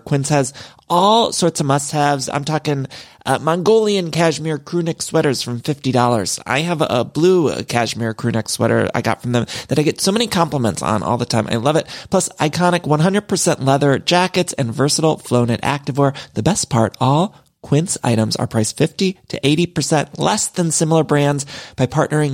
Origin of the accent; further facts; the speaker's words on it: Midwest, United States; now in Los Angeles, United States; I'm from the Midwest, but I've lived in California for so long, and I truly do love it here